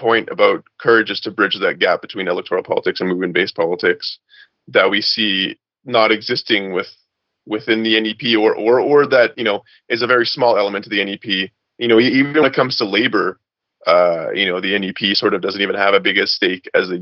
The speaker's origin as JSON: {"language": "English", "town": "Montreal", "region": "Quebec", "country": "Canada", "moved": "yes", "lives_now": "Ottawa, Canada", "said": "I'm from Montreal"}